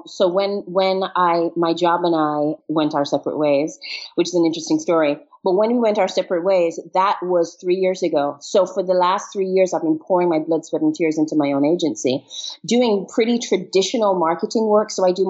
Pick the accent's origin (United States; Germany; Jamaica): Jamaica; also born or lived in England / Trinidad and Tobago; now in Barbados; So I was born in England, but my parents are Jamaican. So I grew up in Jamaica, moved to multiple countries.